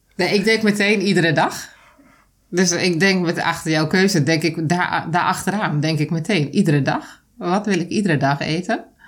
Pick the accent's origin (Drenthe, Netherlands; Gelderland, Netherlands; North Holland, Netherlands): Drenthe, Netherlands; moved away; also born or lived in Zoeterwoude; dat kan ik alleen zijn in Drenthe, waar ik ben groot geworden, waar ik ben opgegroeid